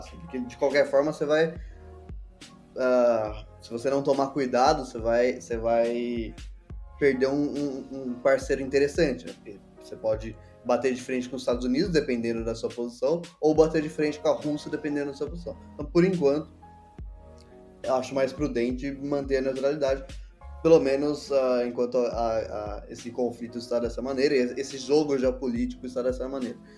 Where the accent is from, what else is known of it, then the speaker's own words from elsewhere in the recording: Brazil; Nós, nós somos o B do BRICS